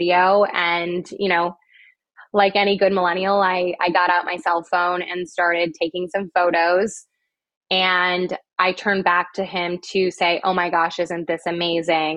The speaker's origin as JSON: {"language": "English", "region": "Midwest", "country": "United States", "said": "I'm from the Midwest."}